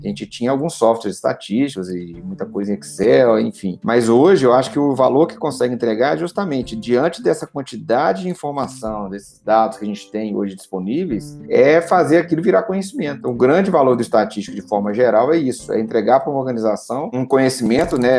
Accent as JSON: {"language": "Portuguese", "town": "Pedro Leopoldo", "region": "Minas Gerais", "country": "Brazil", "tie": "born or raised there", "also_born_or_lived": "Belo Horizonte", "said": "eu sou aqui de Pedro Leopoldo, uma cidade aqui próxima de BH, né? Minas Gerais"}